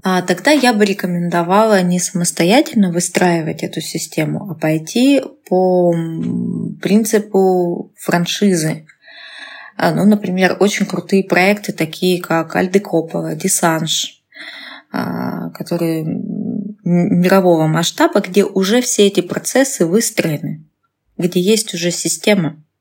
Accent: Russia; moved away as an adult; now in Novosibirsk, Russia; я была в родном городе

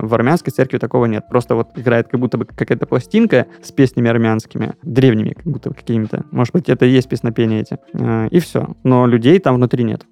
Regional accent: Kislovodsk, Stavropol Krai, Russia; moved away; как я думал в детстве, потому что в Кисловодске много гор

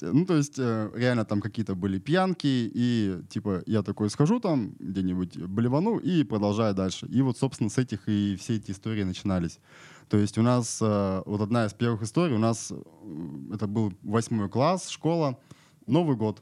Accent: Irkutsk Oblast, Russia; now in Novosibirsk, Russia; сам я с Иркутской области

